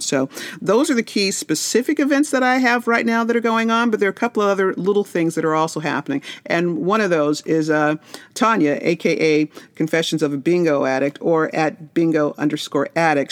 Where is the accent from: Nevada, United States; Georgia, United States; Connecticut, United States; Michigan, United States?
Nevada, United States; Las Vegas; I'm from Vegas